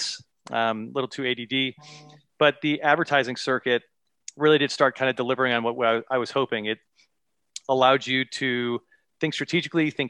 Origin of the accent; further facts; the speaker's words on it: Ridgefield, United States; I'm back in my hometown of Ridgefield now